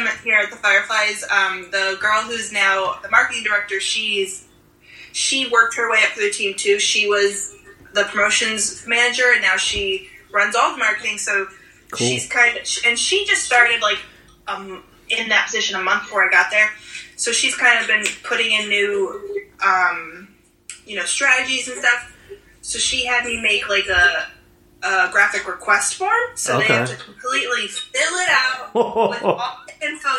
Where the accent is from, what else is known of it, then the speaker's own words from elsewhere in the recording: Bradford, Pennsylvania, United States; moved away; I moved back home. I'm from Bradford, Pennsylvania, a very tiny town.